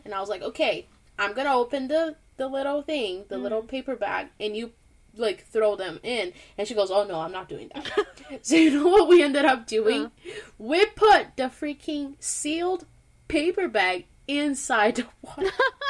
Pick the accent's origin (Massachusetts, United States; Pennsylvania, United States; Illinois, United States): Massachusetts, United States; Boston; because, you know, we're from Boston, and we need to, like, do this, okay?